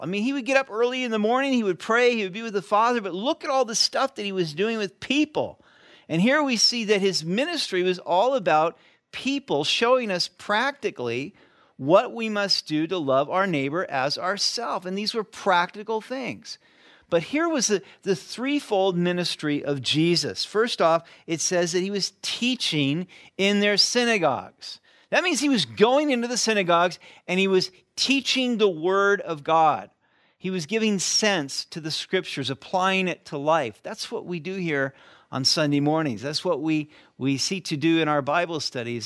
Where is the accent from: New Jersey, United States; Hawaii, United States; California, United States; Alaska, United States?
California, United States; Sacramento; moved away; I grew up in California